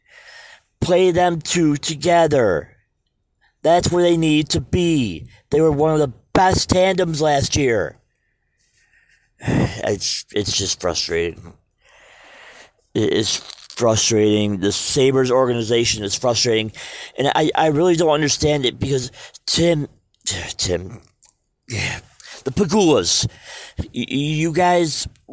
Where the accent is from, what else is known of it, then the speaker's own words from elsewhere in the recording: Western New York, United States; I'm from Western New York